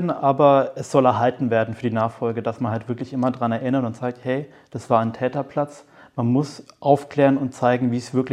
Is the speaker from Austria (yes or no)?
no; Nuremberg, Bavaria, Germany; Auf der einen Seite bin ich Nürnberger und bin hier aufgewachsen